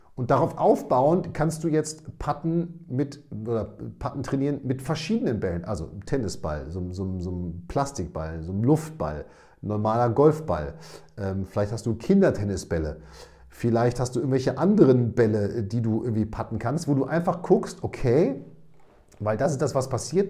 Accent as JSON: {"language": "German", "town": "Münster", "region": "North Rhine-Westphalia", "country": "Germany", "said": "ich bin aus Münster, aber grundsätzlich äh, nordaffin"}